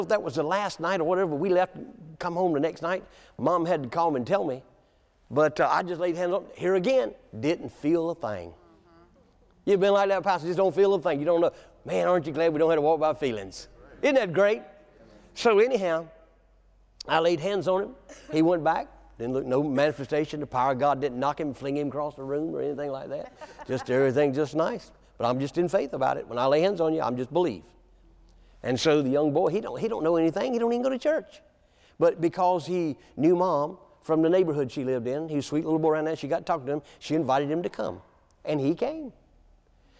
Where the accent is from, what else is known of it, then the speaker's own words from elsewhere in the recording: Williamston, North Carolina, United States; moved away; my hometown, Williamson, North Carolina